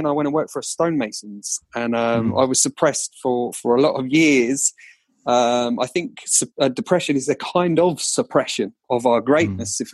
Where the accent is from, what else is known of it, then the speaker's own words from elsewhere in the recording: Colchester, East of England, United Kingdom; accent: Colchester; my Colchester accent